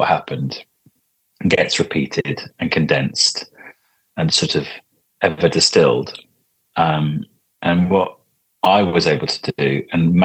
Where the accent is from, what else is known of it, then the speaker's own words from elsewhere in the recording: Crowthorne, South East England, United Kingdom; I grew up in Crowthorne, which is where Broadmoor is